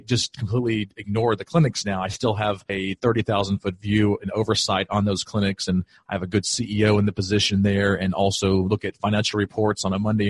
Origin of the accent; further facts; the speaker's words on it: Greenville, South Carolina, United States; moved away as an adult; I'm originally from Greenville, South Carolina. That's where I grew up.